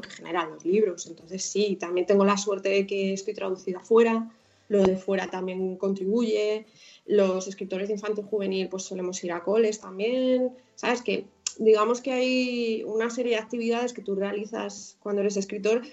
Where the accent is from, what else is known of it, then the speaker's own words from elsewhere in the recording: Madrid, Community of Madrid, Spain; also born or lived in Coslada / San Fernando de Henares; yo ya nací en Madrid, entonces pues con unos abuelos, los cuatro abuelos viviendo en Vallecas, pues ahí, digamos que me crié